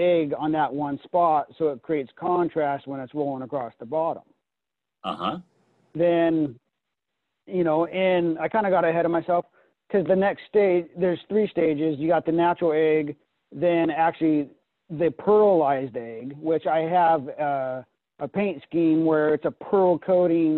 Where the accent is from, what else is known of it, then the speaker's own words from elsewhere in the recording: Pacific Northwest, United States; growing up in the Pacific Northwest